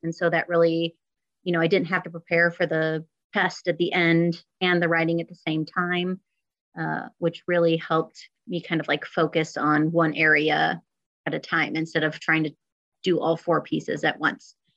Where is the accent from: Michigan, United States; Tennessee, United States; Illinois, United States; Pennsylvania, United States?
Illinois, United States; St. Charles; I am also a D303 alum. So I went all K through 12 in the district as well